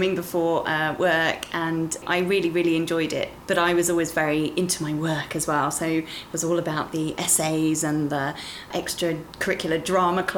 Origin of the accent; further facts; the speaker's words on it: the West Country near Bath, South West England, United Kingdom; now in London, United Kingdom; I grew up in the West Country near Bath